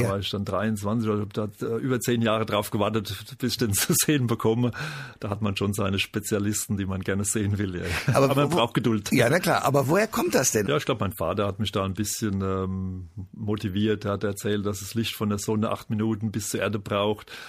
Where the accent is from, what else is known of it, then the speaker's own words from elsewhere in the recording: Aschaffenburg, Bavaria, Germany; Und ich komme aus Aschaffenburg und Darmstadt ist vor der Haustür, also für mich war das naheliegend